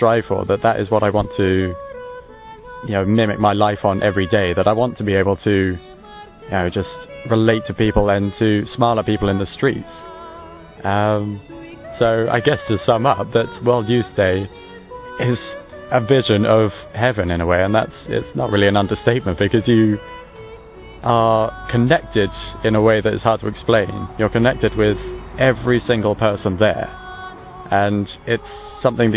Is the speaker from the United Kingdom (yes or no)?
yes; Chichester, South East England, United Kingdom; I come from Chichester, which is in the Arundel and Brighton